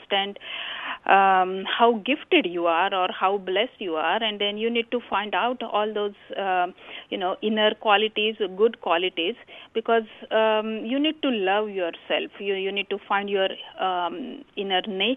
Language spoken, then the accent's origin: English; India; moved away; growing up in India, we have joint family